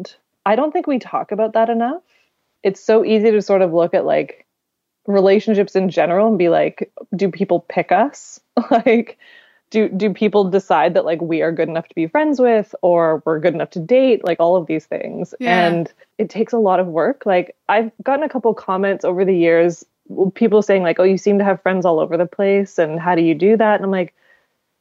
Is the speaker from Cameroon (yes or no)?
no; Victoria, British Columbia, Canada; moved away; Victoria, my hometown